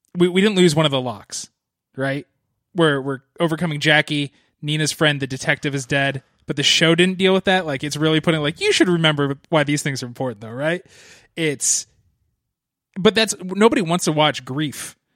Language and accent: English; East Coast, United States; I grew up on the East Coast